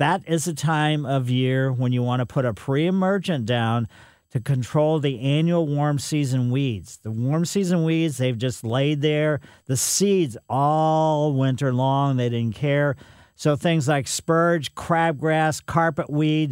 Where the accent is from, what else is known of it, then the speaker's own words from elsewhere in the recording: Ellisville, United States; we growing up in Ellisville, we had a quince that was in the corner of the yard